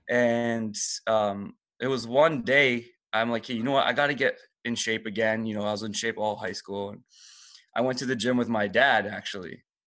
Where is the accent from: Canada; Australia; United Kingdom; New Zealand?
Canada; Toronto, Ontario; English is a second language; I kinda just grew up um, in Toronto pretty much for the rest of my life